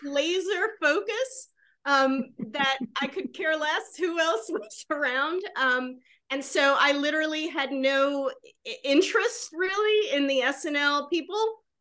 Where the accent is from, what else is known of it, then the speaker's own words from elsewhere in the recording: Georgia, United States; moved away; I'm living in the South. I grew up in Georgia